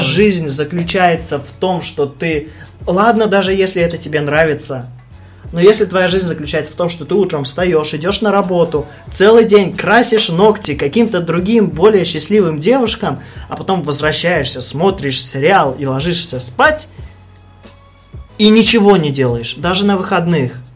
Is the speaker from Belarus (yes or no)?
yes; Belarus; now in Russia; Я белорус